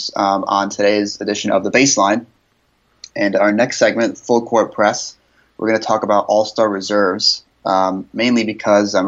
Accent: New York City, New York, United States; I'm from New York City

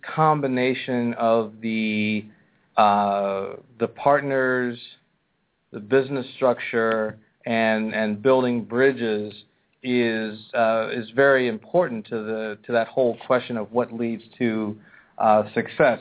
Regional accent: Pennsylvania, United States; moved away; my home state, and I got to go back to my hometown

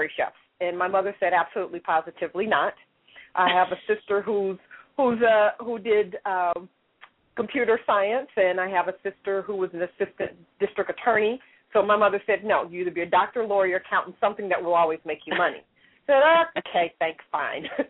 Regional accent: Kansas City, Missouri, United States; now in Dallas, United States; I am originally from the Midwest. I grew up in Kansas City, Missouri

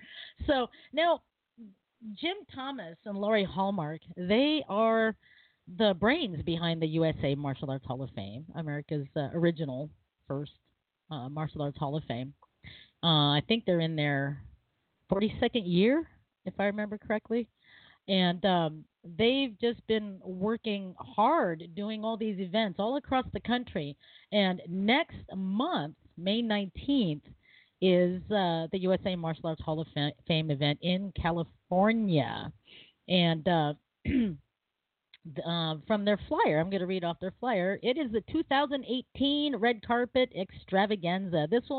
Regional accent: Philippines; But, you know, I'm Filipino. Everyone's family, even if they marry into it.

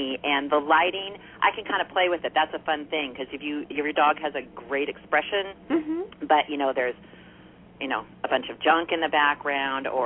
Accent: Arcadia, California, United States; I grew up in Arcadia

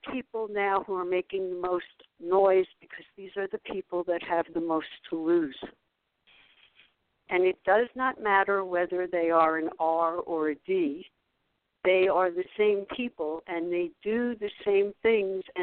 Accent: New York City, New York, United States; I grew up in New York. I am the same age as Donald Trump. He lived in Jamaica Estates, which was the upper, and I lived in Brooklyn and then moved to Forest Hills

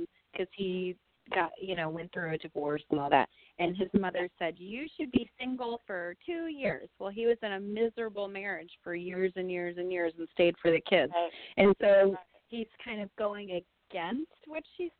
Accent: California, United States; now in Virginia Beach, United States; I'm in Virginia Beach, but I am a Californian

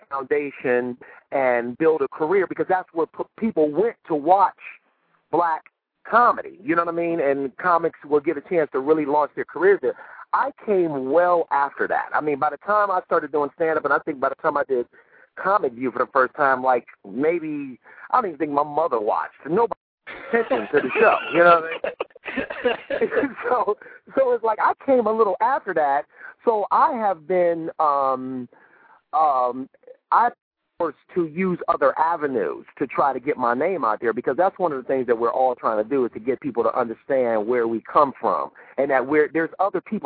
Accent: Cleveland, Ohio, United States; I'm from Cleveland, Ohio

